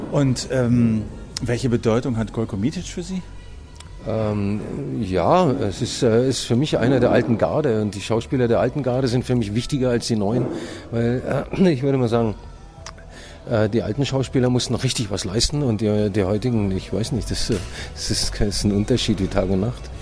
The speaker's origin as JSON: {"language": "German", "region": "West Germany", "country": "Germany", "tie": "born or raised there", "said": "Ich bin, äh, ich bin äh, gebürtiger Ossi, aber im Westen aufgewachsen."}